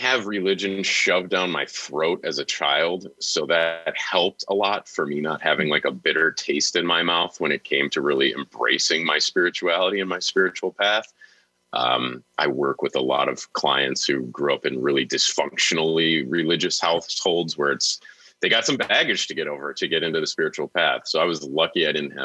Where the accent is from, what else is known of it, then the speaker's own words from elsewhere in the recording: Niagara Falls, New York, United States; I grew up in Niagara Falls, New York, a very small city